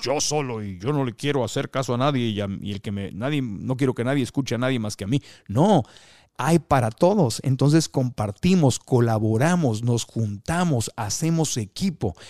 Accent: Mexico; yo como mexicano

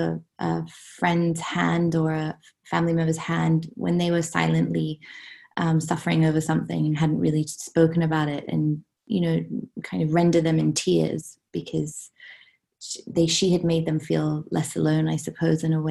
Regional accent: Hong Kong; I grew up in Hong Kong.

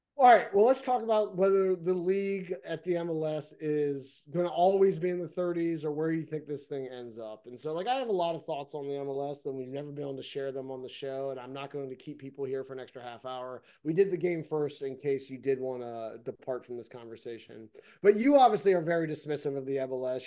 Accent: United States

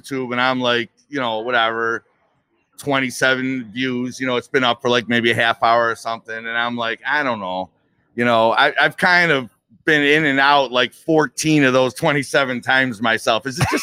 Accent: Buffalo, New York, United States; also born or lived in Eden, New York; I went to Eden for a stretch in grammar school, but I was born on the West Side

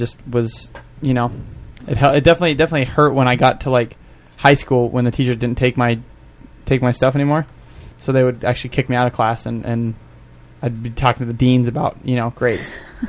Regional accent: Montana, United States; moved away; I'm from Montana.

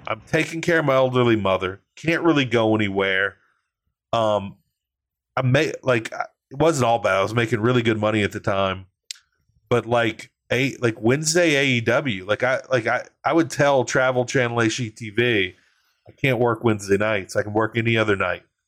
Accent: Louisiana, United States; I'm from Louisiana. We embrace pettiness. We're a petty state

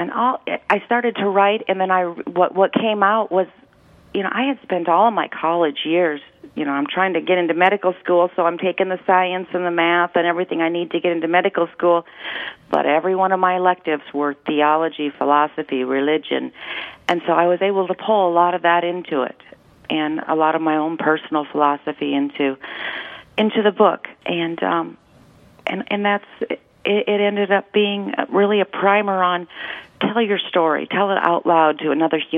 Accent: Huron, South Dakota, United States; when I was 15 years old and growing up in Huron, South Dakota, a town of 12,000 people

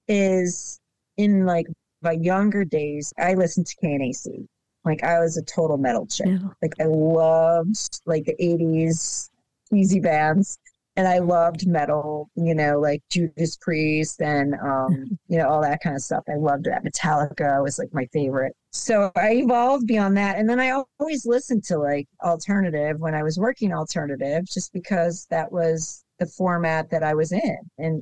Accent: Buffalo, New York, United States; I grew up in Buffalo.

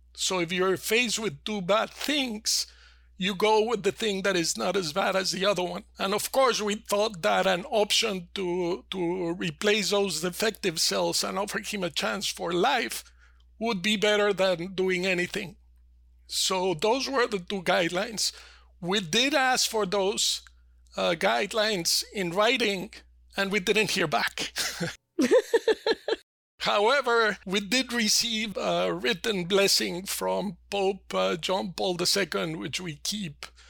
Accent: Mexico City, Mexico; I was born and raised in Mexico City.

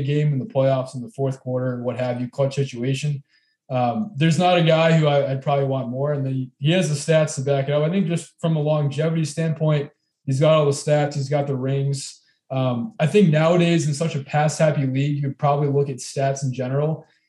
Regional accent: Pennsylvania, United States; Aaron and I grew up in Pennsylvania

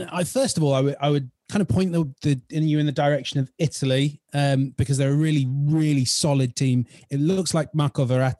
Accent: England, United Kingdom; one, I'm English

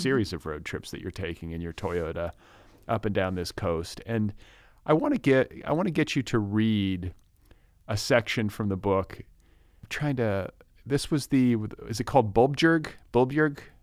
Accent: Milwaukee, Wisconsin, United States; moved away as an adult; now in California, United States; I grew up in the States. I, I was born in Milwaukee, up in Wisconsin

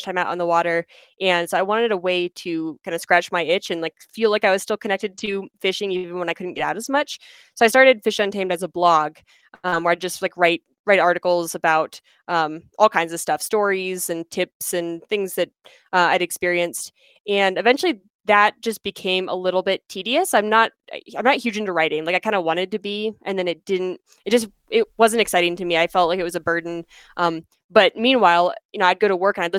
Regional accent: Pennsylvania, United States; moved away as an adult; now in Colorado, United States; I was born in Pennsylvania, so I ended up in Colorado my freshman year of college

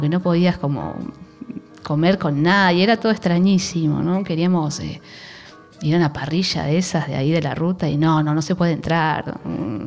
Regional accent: Aldo Bonzi, La Matanza, Buenos Aires Province, Argentina; yo soy de Aedo, de La Matanza

